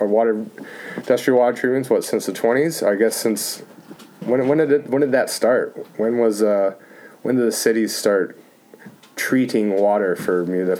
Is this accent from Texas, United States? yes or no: yes; Houston, Texas, United States; I grew up in Houston, Texas